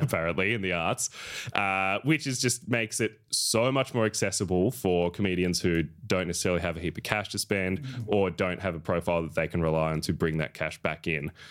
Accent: Echuca, Victoria, Australia; moved away as an adult; now in Melbourne, Australia; I'm very happy to have grown up there

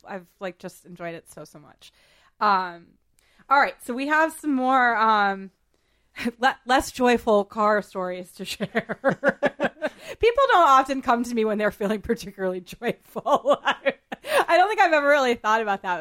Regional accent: Boston, Massachusetts, United States; I grew up in Boston

